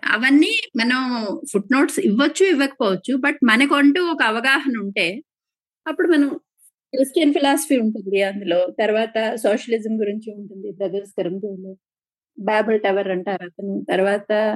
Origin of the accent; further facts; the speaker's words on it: Palakonda, Andhra Pradesh, India; మాది శ్రీకాకుళం జిల్లా పాల్గొండ అండి